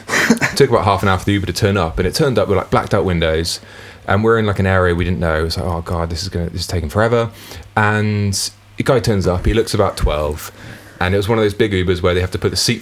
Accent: United Kingdom; we're British

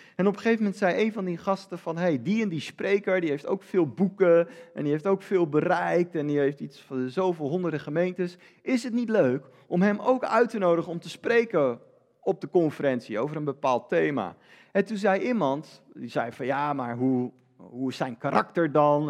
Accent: Netherlands; ik ben Nederlander

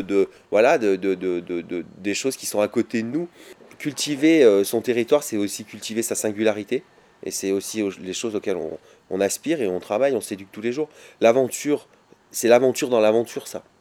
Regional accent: Vercors, Auvergne-Rhône-Alpes, France; also born or lived in Grenoble; je suis né à Grenoble et j'ai grandi dans le Vercors.

